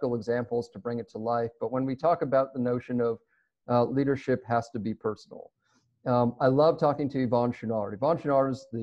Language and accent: English; Toronto, Ontario, Canada; I grew up in Toronto